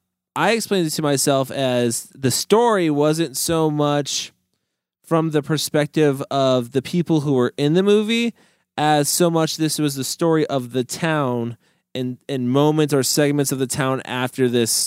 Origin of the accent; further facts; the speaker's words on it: Missouri, United States; Like I'm from Missouri.